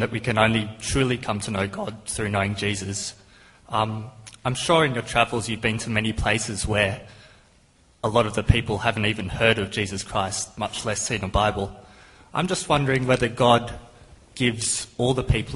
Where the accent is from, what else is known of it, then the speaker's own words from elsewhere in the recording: Australia; I'm from Australia